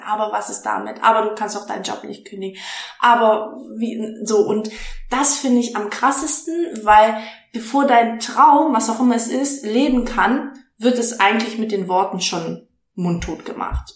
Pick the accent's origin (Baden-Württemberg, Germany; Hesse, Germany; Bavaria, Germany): Baden-Württemberg, Germany; Stuttgart; moved away as an adult; now in Hamburg, Germany; ich komme aus dem Schwabeländle, ich bin in Stuttgart aufgewachsen